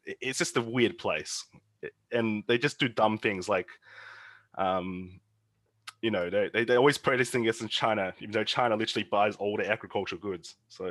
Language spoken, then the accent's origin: English; Australia; As an Australian side